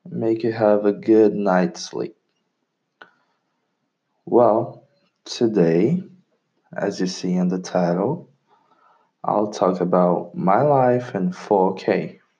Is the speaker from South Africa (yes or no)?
no; London, United Kingdom; English is a second language; now in Brazil; That's because I'm Brazilian. I know English because I was raised in London, and unfortunately, I lost my accent because I went back to Brazil